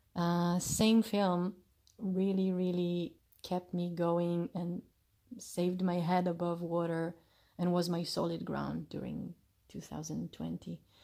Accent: Jerusalem, Jerusalem District, Israel; also born or lived in Chicago; recording you from my hometown, Jerusalem

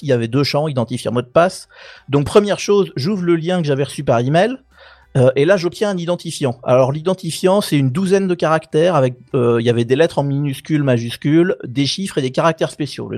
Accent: France; moved away; je suis français, je suis citoyen français et uniquement français

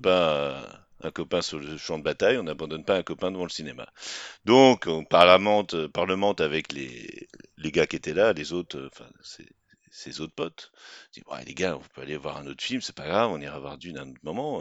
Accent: Rennes, Brittany, France

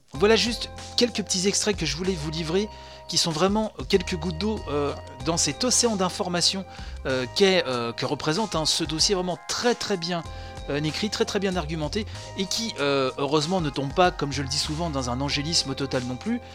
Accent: France; chez nous, en France

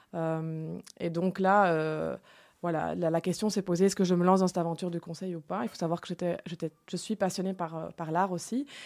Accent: Enghien, Wallonia, Belgium; now in Brussels, Belgium; j'habite à Bruxelles, mais je suis originaire d'Anguin, hein, donc une ville dans le Hainaut qui est sur la frontière

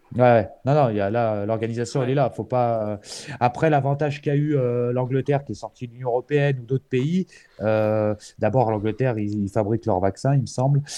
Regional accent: France; je suis français, je parle de mon pays

